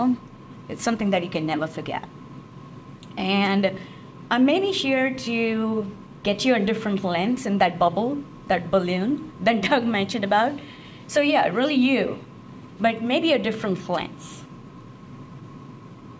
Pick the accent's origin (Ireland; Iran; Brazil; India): India; moved away as an adult; now in United States; I'm originally from India, and the United States has been my home since the past 17 and a half years